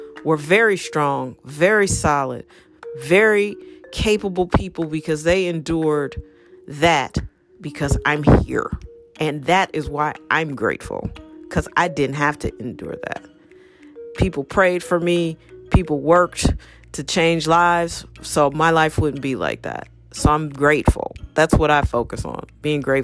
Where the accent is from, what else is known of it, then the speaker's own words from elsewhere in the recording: United States; I'm American